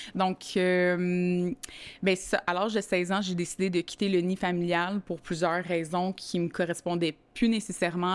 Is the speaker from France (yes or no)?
no; Montreal, Quebec, Canada; moved away as an adult; now in Saint-Lin–Laurentides, Canada; j'ai grandi à Montréal-Nord